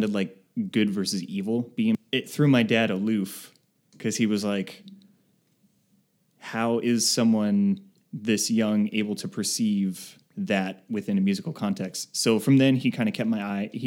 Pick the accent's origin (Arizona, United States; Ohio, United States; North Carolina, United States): Arizona, United States; also born or lived in California; I grew up here in Arizona